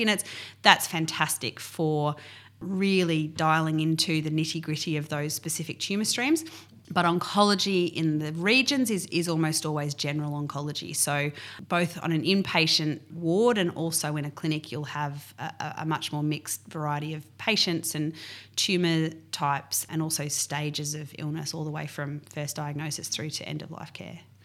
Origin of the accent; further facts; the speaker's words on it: Mornington Peninsula, Victoria, Australia; now in West Gippsland, Australia; I grew up on the Mornington Peninsula on ten acres.